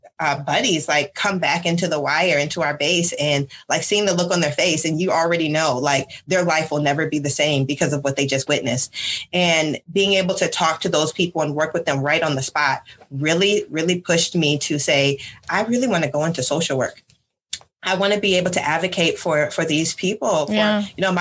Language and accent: English; Michigan, United States; moved away as an adult; I am originally from Michigan